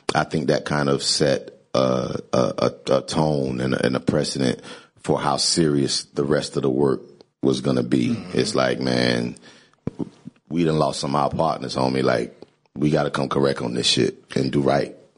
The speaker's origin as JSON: {"language": "English", "town": "Greensboro", "region": "North Carolina", "country": "United States", "tie": "born or raised there", "said": "where I grew up in Greensboro, North Carolina, it was a college town."}